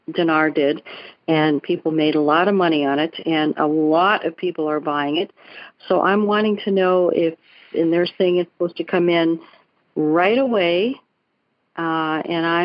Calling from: Sarasota, Florida, United States; Oh, I'm Sarasota

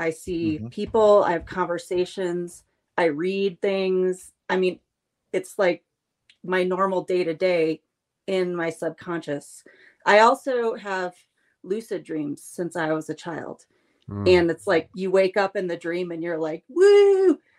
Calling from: Colorado, United States; I'm in Colorado tonight.

